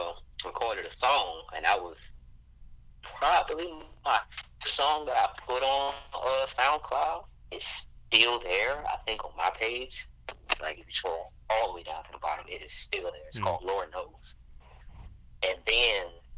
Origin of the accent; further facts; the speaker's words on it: Montgomery, Alabama, United States; also born or lived in New Orleans, Louisiana; I'm from Montgomery, Alabama. My folks are from New Orleans, Louisiana